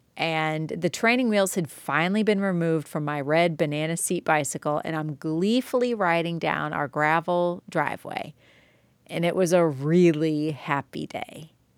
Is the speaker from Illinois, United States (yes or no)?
yes; Joliet, Illinois, United States; now in Tennessee, United States; I grew up in Joliet, Illinois, which was easily the best place to grow up